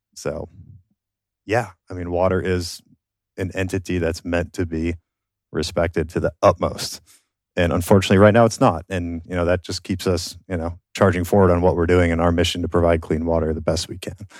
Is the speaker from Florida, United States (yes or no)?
no; Minnesota, United States; moved away; I grew up in Minnesota. I, I grew up on a farm